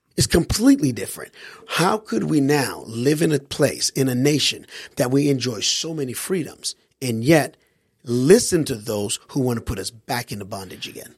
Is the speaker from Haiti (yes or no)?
yes; Haiti; now in United States; I grew up overseas in Haiti